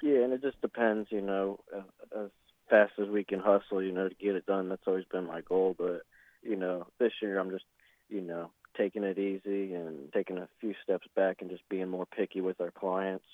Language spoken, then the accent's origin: English; Ormond Beach, Florida, United States; born and raised in Ormond Beach, which is in Volusia County, Florida